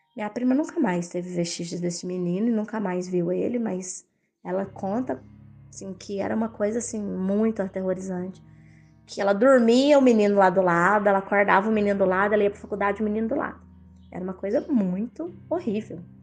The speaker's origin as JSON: {"language": "Portuguese", "town": "Itumbiara", "region": "Goiás", "country": "Brazil", "tie": "born or raised there", "said": "a minha cidade natal, que eu morava, é 130 quilômetros de Uberlândia. E isso, eu morava, morava em, eu sou de Goiás e morava nessa cidade em Goiás, mais precisamente em Tumbiara, Goiás"}